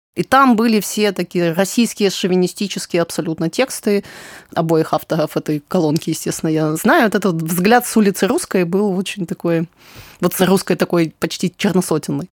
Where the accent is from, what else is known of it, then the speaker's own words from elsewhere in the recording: Crimea, Ukraine; я из Крыма.